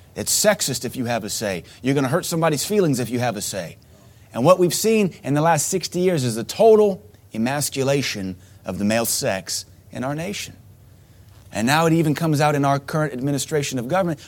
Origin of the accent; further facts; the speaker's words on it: United States; growing up in America